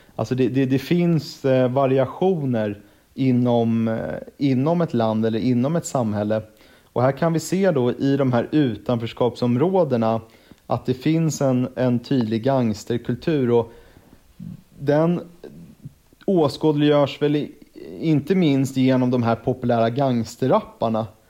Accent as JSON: {"language": "Swedish", "town": "Stockholm", "region": "Stockholm County", "country": "Sweden", "tie": "born or raised there", "said": "född och uppvuxen i Stockholm"}